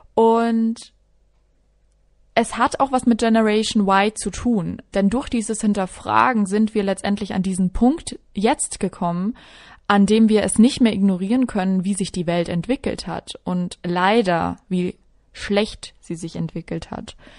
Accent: Regensburg, Bavaria, Germany; moved away as an adult; now in Munich, Germany; Ich bin geboren und aufgewachsen in Regensburg in der wunderschönen Oberpfalz. Also ich bin waschechte Bayerin.

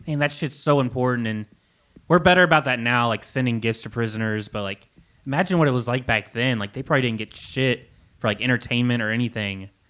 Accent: Kentucky, United States; growing up in Kentucky, I felt so disconnected from everything around me

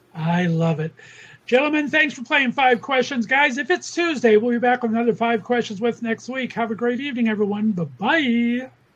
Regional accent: Los Angeles, California, United States; moved away as an adult; now in Northeast Ohio, United States; I'm from Los Angeles. So okay. I was born and raised there for 29 years before I've been banished to Northeast Ohio for the past 20

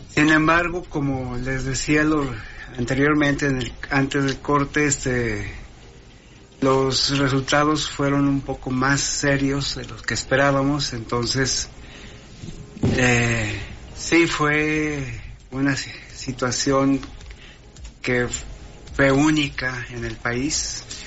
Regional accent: Torreón, Coahuila, Mexico; also born or lived in London; yo soy de Torreón

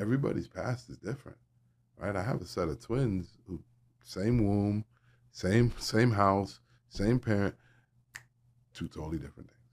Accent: Miami, Florida, United States; moved away as an adult; also born or lived in North Carolina; I guess I'm from Miami

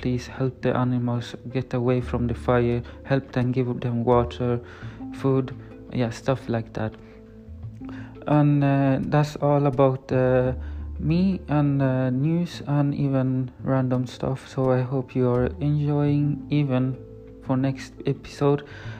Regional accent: Sweden; English is a second language; I'm from Sweden.

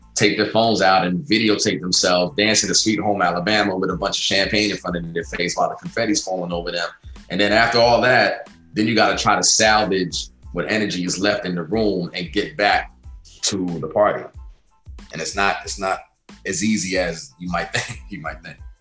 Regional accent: Guyana; moved away; my home country, back down in Guyana, in South America

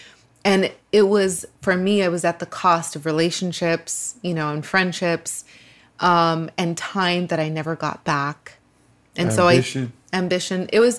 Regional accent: Los Angeles, California, United States; I grew up in a very poor neighborhood here in LA.

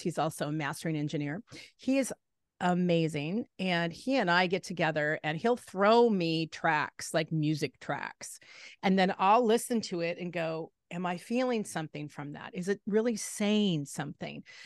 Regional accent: Salem, Oregon, United States; I kind of grew up in a smaller town in Salem, Oregon

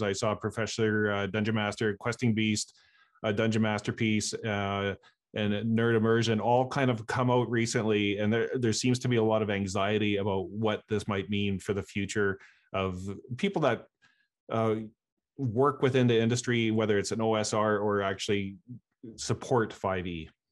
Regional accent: Canada; I'm a Canadian

